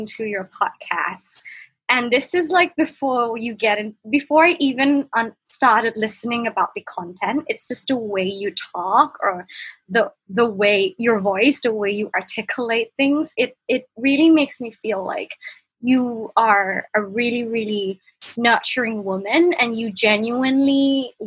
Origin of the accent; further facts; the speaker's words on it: Bangkok, Thailand; I'm from Bangkok, Thailand, and I'm 24